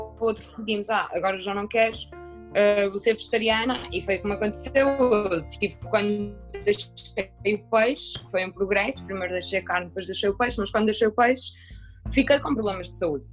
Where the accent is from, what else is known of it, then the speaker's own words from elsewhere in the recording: Minho, Norte, Portugal; eu que venho do Minho, sou minhota